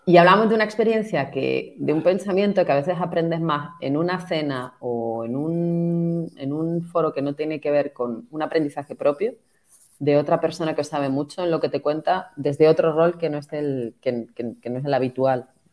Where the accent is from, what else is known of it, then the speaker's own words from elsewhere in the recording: Tenerife, Canary Islands, Spain; yo soy de Tenerife y yo vivo en primera persona el impacto